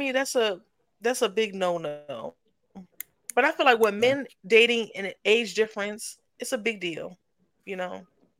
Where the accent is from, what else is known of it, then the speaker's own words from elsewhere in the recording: New York, United States; you know, I'm from New York.